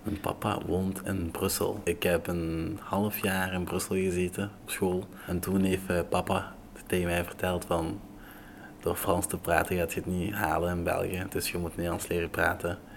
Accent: Togo; Dutch is a second language; now in Belgium; Ik ben geboren in Afrika, in Togo

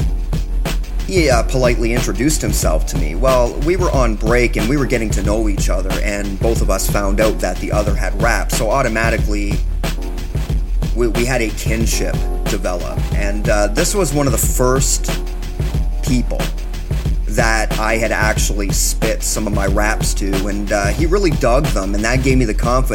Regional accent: Canada; being a Canadian

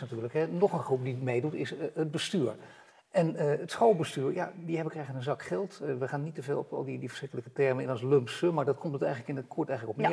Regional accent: Netherlands; daar zijn wij Nederlanders ook belangrijk

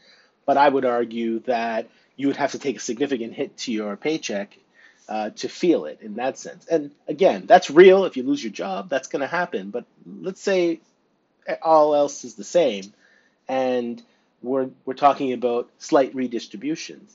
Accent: near Stratford, Ontario, Canada; now in Northumberland County, Canada; close to my hometown, especially in Stratford, for example, and then close to where I live now in Northumberland County

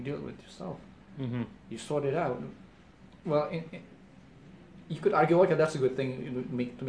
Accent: Indonesia; English is a second language; moved away

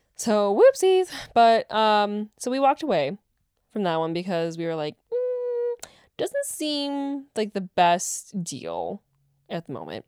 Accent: West Bend, Wisconsin, United States; that dealership in West Bend now, my hometown.

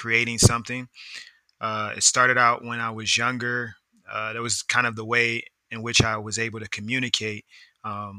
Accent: Philadelphia, Pennsylvania, United States; also born or lived in DMV (Washington, D.C. metropolitan area); now in Washington, D.C. area, United States; I'm originally from Uptown, West Oak Lane, to be exact, area of Philadelphia

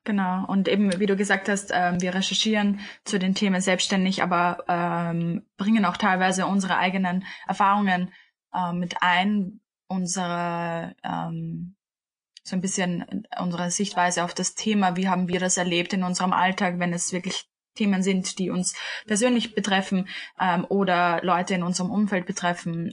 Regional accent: Vienna, Austria; ich bin 25 und bin aus Wien beziehungsweise wohne auch in Wien

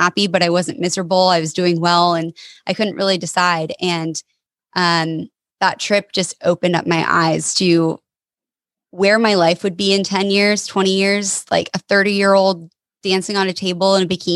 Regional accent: Denver, Colorado, United States; moved away as an adult; now in Portland, United States; I'm originally from Denver, Colorado

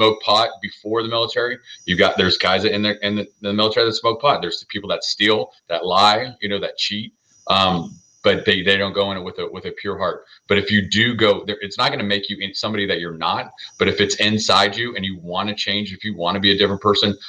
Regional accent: Southern California, United States; I was born and raised in Southern California

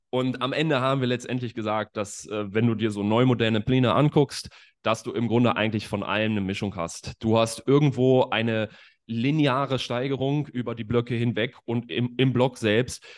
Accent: Bad Oeynhausen, North Rhine-Westphalia, Germany; now in Leipzig, Germany; ich bin aus Bad Oeynhausen.

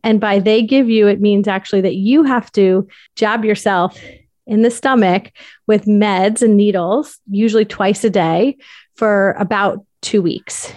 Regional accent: Darien, Connecticut, United States; moved away as an adult; also born or lived in New York City / South Carolina; I am from Darien, Connecticut

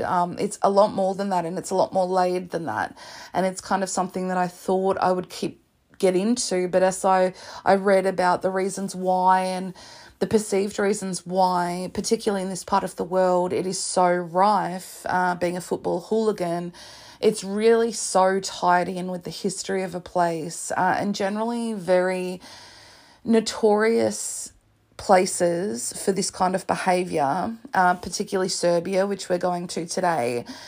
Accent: Australia; I'm Australian

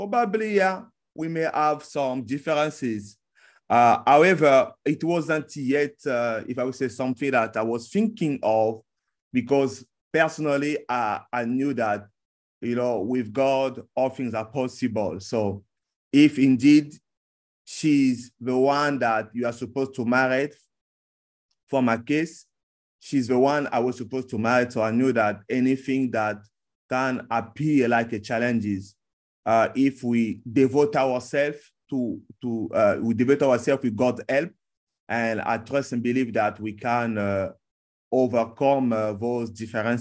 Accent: Republic of the Congo; now in Changsha, China; I'm from Republic of Congo, or the country also it's called sometimes Congo-Brazzaville.

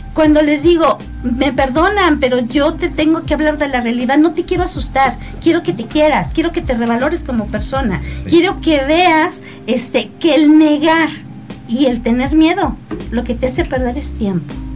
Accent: Mexico; como buenos mexicanos, este, lo postergamos

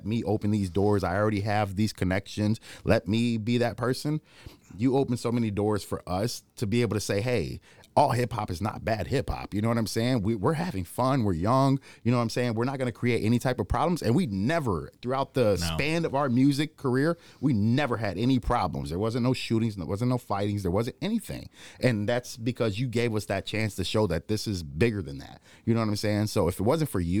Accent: Cedar Rapids, Iowa, United States; also born or lived in St. Paul, Minnesota; I say I'm from Cedar Rapids, Iowa, because I've grown up here so long

